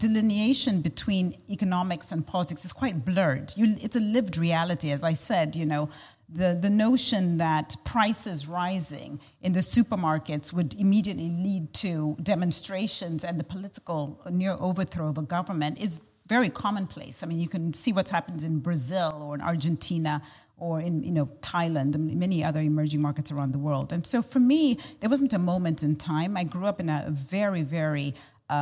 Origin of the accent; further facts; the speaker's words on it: Zambia; moved away as an adult; also born or lived in United States; I was born and raised in Zambia